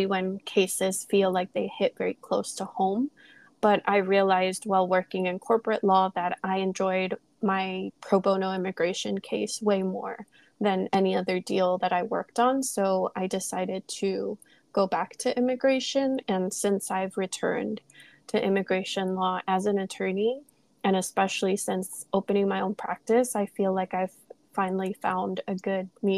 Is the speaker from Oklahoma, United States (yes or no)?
no; California, United States; moved away as an adult; also born or lived in New York; I'm the daughter of Mexican immigrants. I grew up in California and moved to New York for law school.